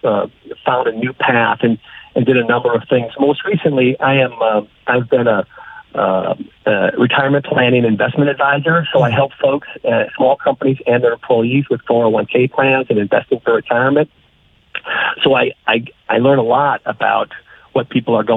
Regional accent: Minnesota, United States; moved away as an adult; now in Texas, United States; I am originally from Minnesota. Born and raised, spent most of my life there

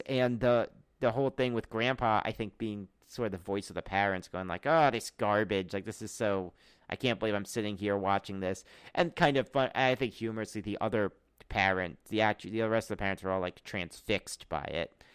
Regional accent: Charlotte, North Carolina, United States; moved away; also born or lived in New York / Memphis, Tennessee; I was born in New York, but we actually grew up in Charlotte, North Carolina, then Memphis, Tennessee

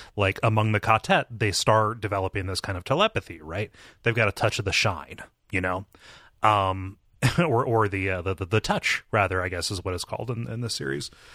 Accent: Ohio, United States; my home state

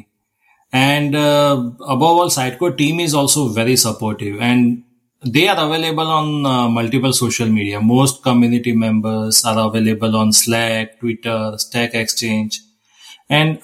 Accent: Ahmedabad, Gujarat, India; moved away as an adult; now in Columbus, United States; I'm from Ahmedabad, India. I'm currently in Columbus, Ohio, USA since almost like 5 years

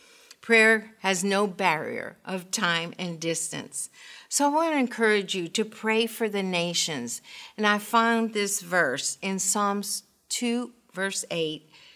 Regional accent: Honduras; born there; I was born in Honduras, Central America, and my father was an international lawyer. He spoke five languages, and my mother said that we were gypsies because we moved every 3 or 4 years.

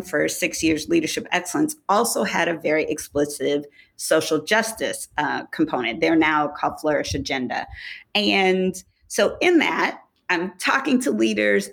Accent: Detroit, Michigan, United States; also born or lived in Oakland, California; now in St. Thomas, U.S. Virgin Islands; I'm originally from Detroit, Michigan

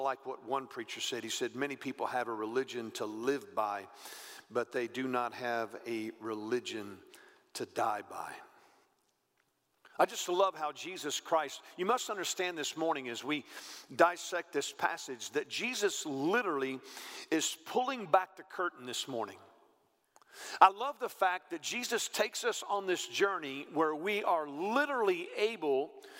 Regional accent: the South, United States; I've been all over the South. I've been preaching for years. I grew up in the South

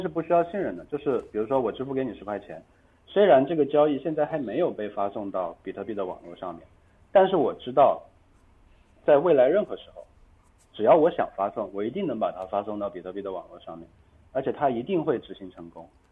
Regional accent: China; 作为一个中国人到台湾

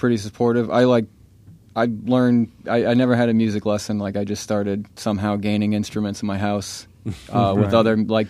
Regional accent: New York, United States; now in Stuart, United States; I'm originally from New York, but I moved down here to Stuart, Florida

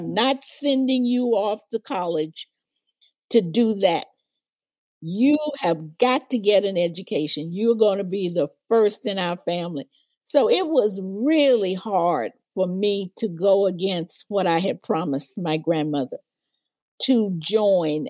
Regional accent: Memphis, Tennessee, United States; I was raised in Memphis, Tennessee in the 40s and 50s

